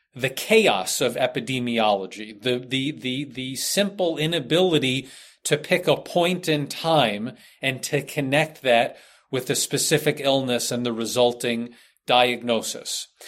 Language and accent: English; United States; being an American